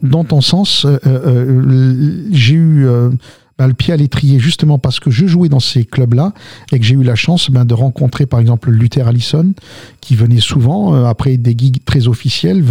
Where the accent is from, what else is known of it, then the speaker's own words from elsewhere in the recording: south of France, France; also born or lived in Algiers, Algeria / Lamalou-les-Bains / Albi / Toulouse; Alors moi, je viens d'Alger. Je suis né à Ussendé. J'ai grandi dans le sud de la France. Je suis arrivé dans les années 60, d'accord, 67 très exactement.